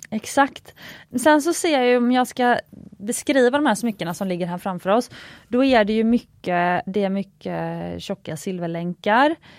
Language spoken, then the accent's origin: Swedish; Gothenburg, Västra Götaland, Sweden; moved away; mitt göteborgska arv